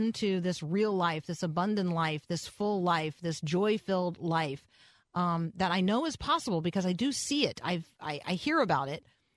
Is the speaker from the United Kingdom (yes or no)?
no; Tampa, Florida, United States; I grew up in Tampa